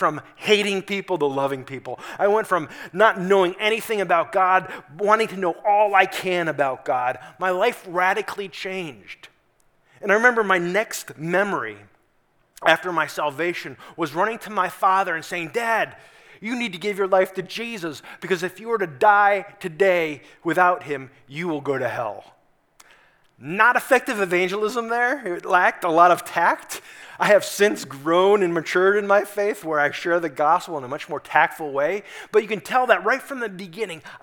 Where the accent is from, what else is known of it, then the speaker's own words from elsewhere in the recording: Newtown, Connecticut, United States; moved away as an adult; now in Dalton, United States; I was born and raised in Newtown, Connecticut.